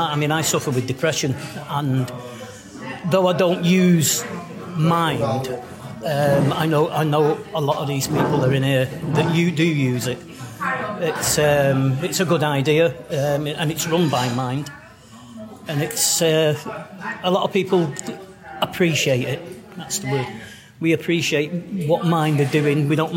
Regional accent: Manchester, North West England, United Kingdom; I'm 68 tomorrow, and I'm a Mancunian. We came here as a couple 2 years ago.

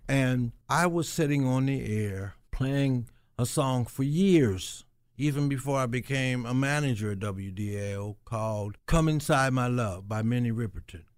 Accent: Dayton, Ohio, United States; the guys that I grew up with in West Dayton

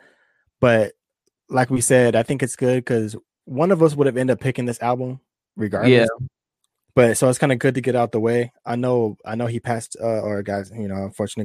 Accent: San Diego, California, United States; we're from San Diego. You know, from the West

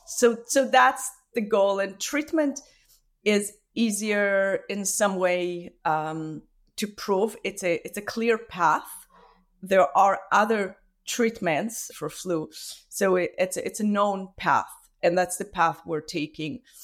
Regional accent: Israel; moved away as an adult; now in Vancouver, Canada; I grew up in Israel

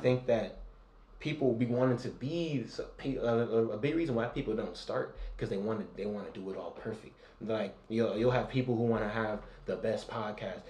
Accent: San Francisco, California, United States; I'm from San Francisco

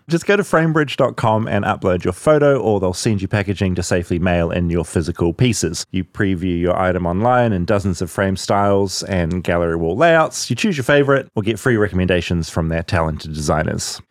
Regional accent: New Zealand; now in United States; I come from New Zealand

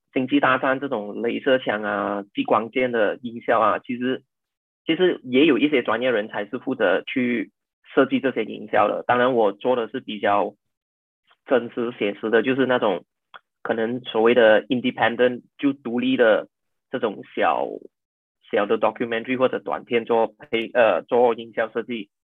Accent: Ampang, Selangor, Malaysia; moved away as an adult; also born or lived in Boston, United States; now in Los Angeles, United States; 我本身出生在，呃，雪兰莪安邦，就是很出名客家羊肉铺的那边

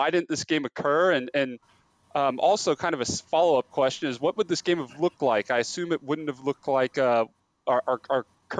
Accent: Louisiana, United States; I'm from the South, Louisiana

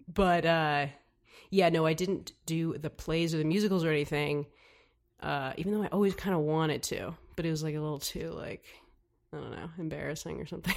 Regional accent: New York City, New York, United States; I'm from here, from New York

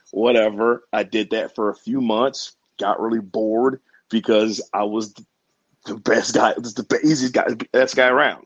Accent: Atlanta, Georgia, United States; moved away as an adult; also born or lived in Maryland; growing up in Atlanta

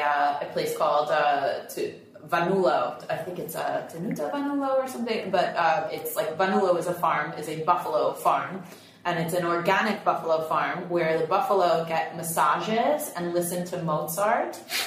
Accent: Apulia, Italy; we take you to Puglia because I am from Puglia. My family is from Puglia.

